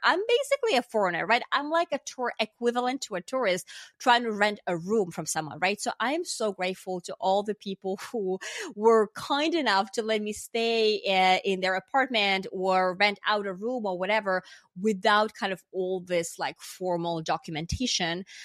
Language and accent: English; Finland; moved away as an adult; also born or lived in New York, United States; now in Los Angeles, United States; I'm from Finland